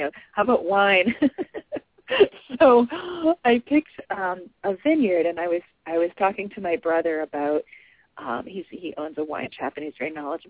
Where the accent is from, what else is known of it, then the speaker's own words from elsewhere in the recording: New England, United States; I'm from New England. I'm you know, like a seventh-generation New Englander.